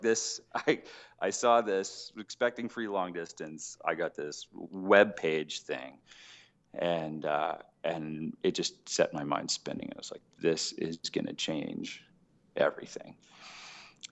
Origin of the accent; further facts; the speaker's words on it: Edmonton, Alberta, Canada; I grew up in Edmonton, Alberta, Canada